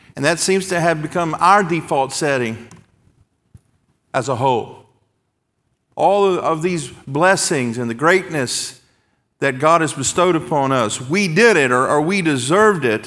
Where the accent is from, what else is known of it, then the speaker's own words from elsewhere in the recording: the South, United States; When I was a boy growing up in Baptist churches in the South